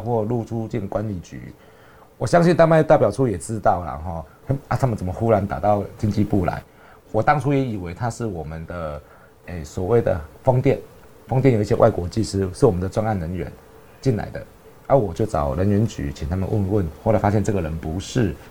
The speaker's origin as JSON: {"language": "Chinese", "region": "Kaohsiung", "country": "Taiwan", "said": "大家知道我是高雄人"}